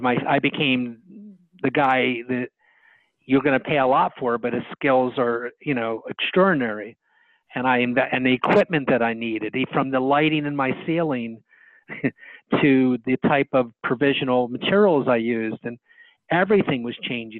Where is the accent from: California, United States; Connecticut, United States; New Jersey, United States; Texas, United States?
New Jersey, United States; Bridgeton; also born or lived in Philadelphia; I went back to my hometown. The hometown is in southern New Jersey called Bridgeton. That's where I was born